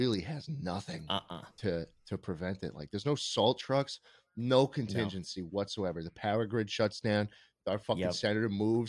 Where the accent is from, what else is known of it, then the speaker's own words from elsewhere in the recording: East Coast, United States; now in Austin, United States; I'm from the East Coast too.